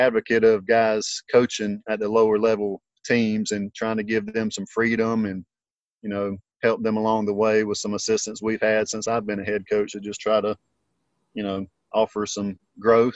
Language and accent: English; Lexington, South Carolina, United States; also born or lived in Gilbert, South Carolina; now in Greenville, United States; I grew up in Lexington